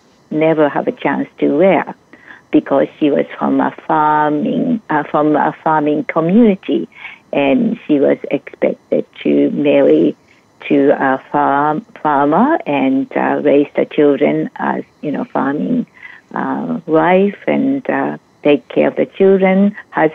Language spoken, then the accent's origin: English; Japan; moved away as an adult; now in United States; I am originally from Japan.